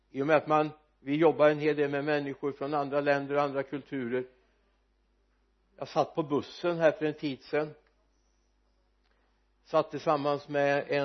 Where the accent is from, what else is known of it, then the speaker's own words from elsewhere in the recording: Sweden; vi är uppvuxna i den här kulturkretsen